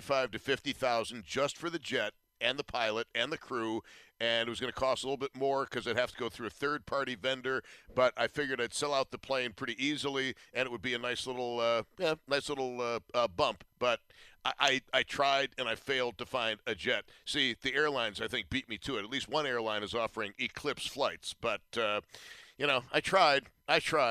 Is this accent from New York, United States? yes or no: yes; Buffalo, New York, United States; I'm from Buffalo.